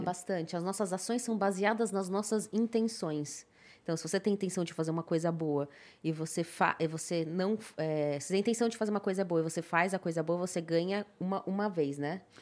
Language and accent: Portuguese; Brazil; eu sou brasileira. Uhum. Então, eu nasci no Brasil